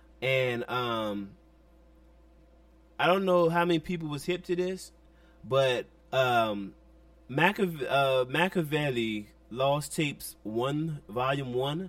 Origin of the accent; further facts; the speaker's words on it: Washington, District of Columbia, United States; But as a 13-year-old kid in D.C., we grew up on Go-Go